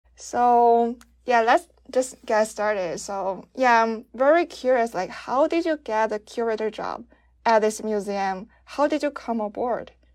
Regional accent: China; moved away; I'm from China

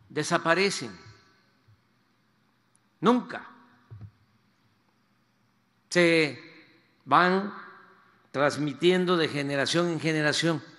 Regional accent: Mexico; este patrimonio histórico y cultural es el que sustenta lo que somos los mexicanos, esta historia es la que le da la identidad a nuestro pueblo

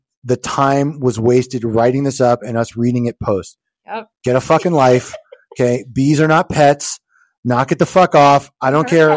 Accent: New Jersey, United States; I was born in New Jersey

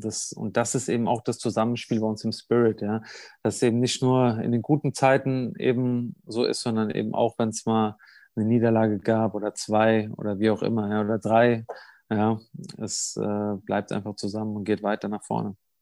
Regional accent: Germany; moved away; im Odenwald war, in meiner Heimat

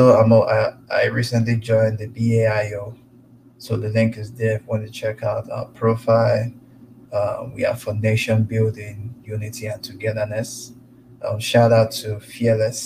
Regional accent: Igbo, Igboland, Nigeria; now in United States; I'm from the Igbo tribe

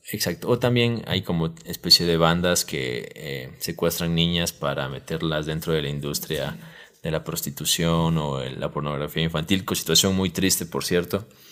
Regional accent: Ecuador; así hablamos los ecuatorianos

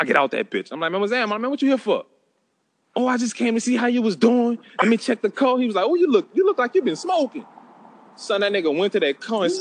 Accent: St. Rose, Louisiana, United States; also born or lived in New Orleans; I'm from St. Rose. Like, fuck. That's where I've been my whole motherfucking life

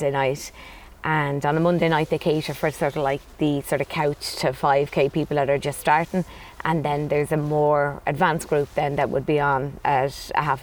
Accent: Dublin, Leinster, Ireland; moved away as an adult; now in Clonmel, Ireland; Originally from Dublin

